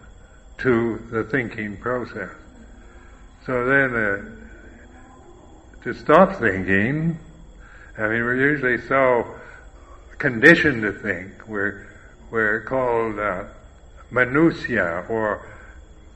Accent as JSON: {"language": "English", "country": "United States", "said": "I am American, I am a bhikkhu"}